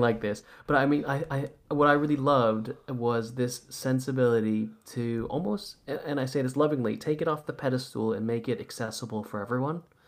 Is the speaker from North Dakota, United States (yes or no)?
no; Santa Monica, California, United States; now in London, United Kingdom; I'm originally from Santa Monica, so I, you know, I grew up in Santa Monica in the late eighties and nineties.